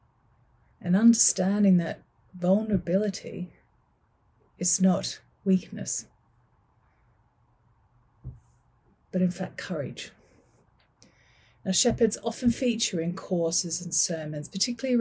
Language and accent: English; Manchester, North West England, United Kingdom; I am from Manchester